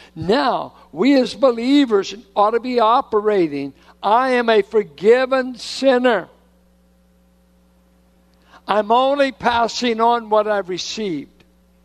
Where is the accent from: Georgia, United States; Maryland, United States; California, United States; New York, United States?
California, United States; Richmond; I'm from Richmond.